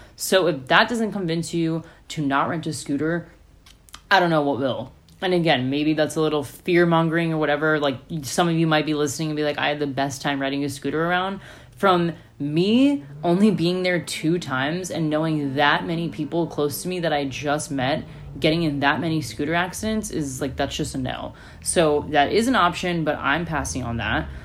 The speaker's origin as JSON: {"language": "English", "country": "United States", "tie": "born or raised there", "said": "what I grew up in in America."}